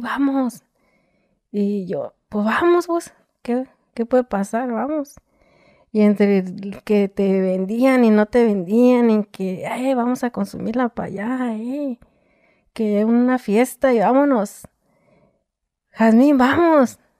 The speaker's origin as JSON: {"language": "Spanish", "town": "Tijuana", "region": "Baja California", "country": "Mexico", "also_born_or_lived": "Michoacán", "said": "yo soy de aquí de Tijuana"}